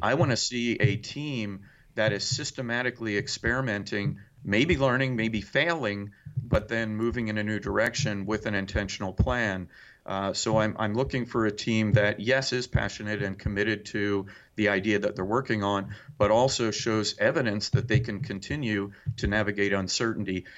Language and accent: English; New Jersey, United States; now in Indiana, United States; I grew up in New Jersey